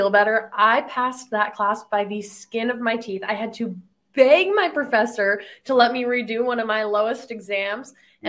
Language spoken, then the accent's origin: English; Pueblo, Colorado, United States; I'm from Pueblo.